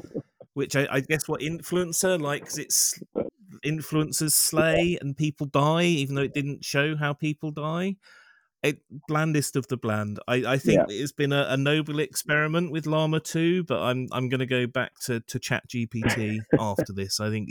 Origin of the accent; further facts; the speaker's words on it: Montreal, Quebec, Canada; born there; I was born in Montreal. Oh. I don't sound French Canadian, but I am by birth.